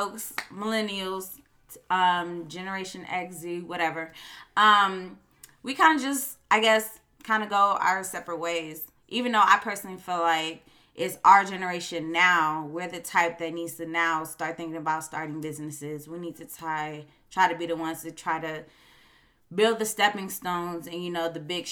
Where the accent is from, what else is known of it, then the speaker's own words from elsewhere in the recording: Chicago, Illinois, United States; I am from Chicago and I cannot help my slang or my accent.